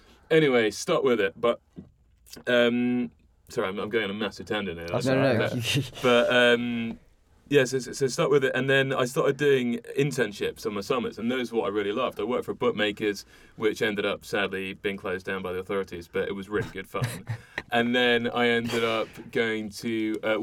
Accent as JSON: {"language": "English", "region": "London", "country": "United Kingdom", "tie": "born or raised there", "said": "I'm from London, right, born and bred"}